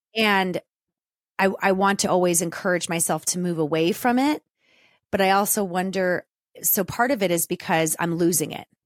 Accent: Southern California, United States; growing up in Southern California with a single mom who lived vicariously through me and my sister

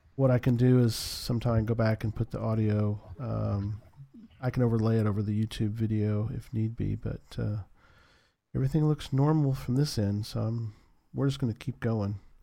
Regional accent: San Antonio, Texas, United States; moved away; where I grew up was in San Antonio.

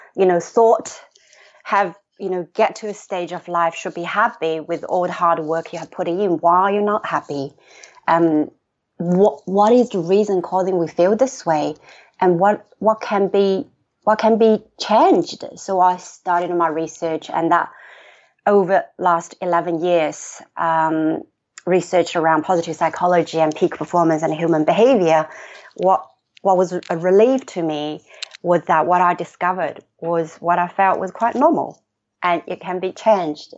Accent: China; moved away as an adult; now in Sydney, Australia; I grew up in China

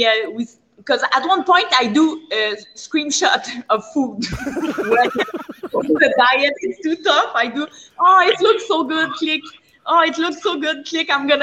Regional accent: Maniwaki, Quebec, Canada; also born or lived in Montreal; I'm Métis autochtone from Maniwaki

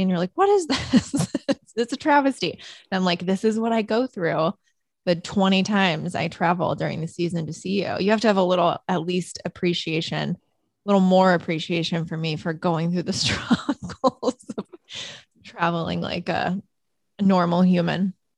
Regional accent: Chesterton, Indiana, United States; moved away; my hometown newspaper actually the chesterton tribune

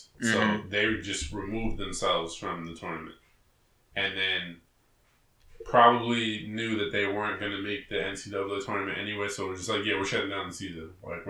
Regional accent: New Jersey, United States; As we're from New Jersey

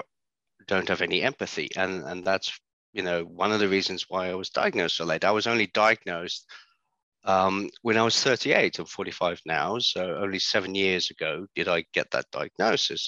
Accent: Netherlands; being born and growing up in the Netherlands

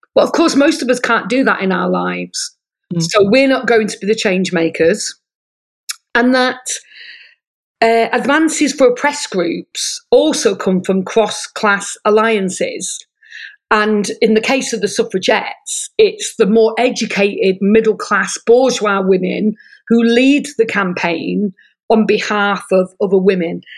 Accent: Manchester, North West England, United Kingdom; moved away as an adult; now in Sydney, Australia; I grew up in Manchester

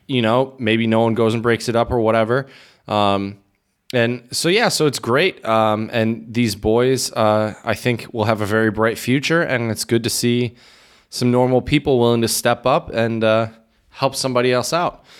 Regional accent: Midwest, United States; moved away as an adult; also born or lived in Michigan; now in Czech Republic; as a Midwesterner

